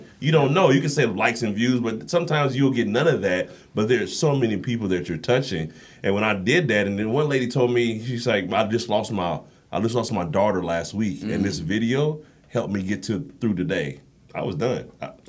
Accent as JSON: {"language": "English", "town": "Kansas City", "region": "Missouri", "country": "United States", "said": "Kansas City, Missouri."}